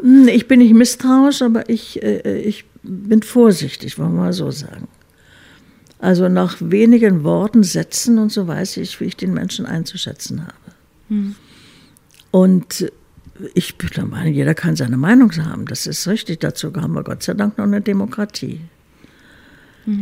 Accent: Berlin, Germany; also born or lived in Munich; Berlin ist schon meine Heimatstadt

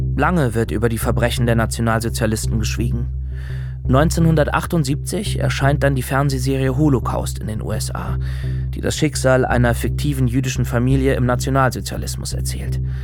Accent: Germany; bei uns in Deutschland

